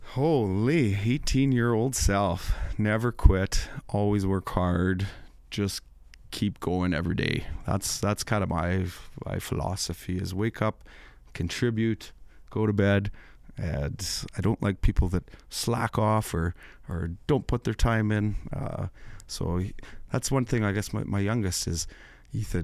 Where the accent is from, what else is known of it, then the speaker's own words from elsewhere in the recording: MacDowall, Saskatchewan, Canada; I'm from McDowell, Saskatchewan